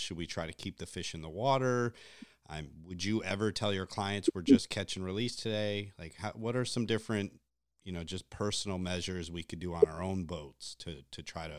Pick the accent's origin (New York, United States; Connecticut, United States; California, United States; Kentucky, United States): Connecticut, United States; because I grew up in Connecticut